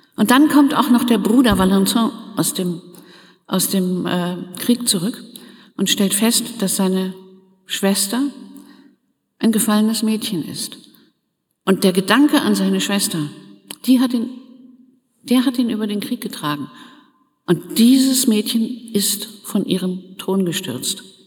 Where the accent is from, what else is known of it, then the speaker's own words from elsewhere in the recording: Germany; Wir als Deutsche